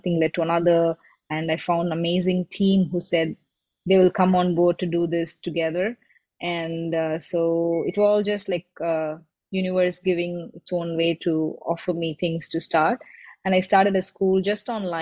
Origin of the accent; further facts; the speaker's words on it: Chennai, Tamil Nadu, India; moved away as an adult; I grew up in Chennai